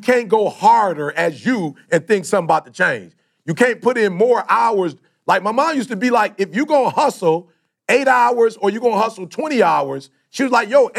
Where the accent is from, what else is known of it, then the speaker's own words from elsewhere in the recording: Detroit, Michigan, United States; also born or lived in Chicago; I grew up in Detroit, bruh. I'm from Chicago originally, but most of my life, I grew up in Detroit